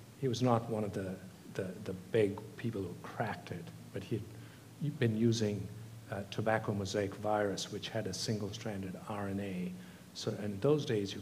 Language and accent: English; Gujarat, India; also born or lived in Australia / Tamil Nadu; now in United Kingdom; when I was 3, they moved to Gujarat